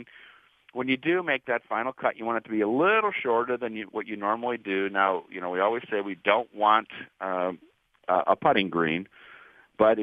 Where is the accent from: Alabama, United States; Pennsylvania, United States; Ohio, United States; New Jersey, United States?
Ohio, United States; Warrensville Heights; as a young child growing up in Warrensville Heights, Ohio